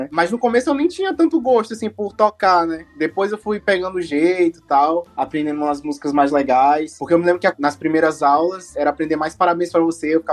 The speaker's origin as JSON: {"language": "Portuguese", "town": "São Luís", "region": "Maranhão", "country": "Brazil", "said": "a gente é daqui de São Luís, né?"}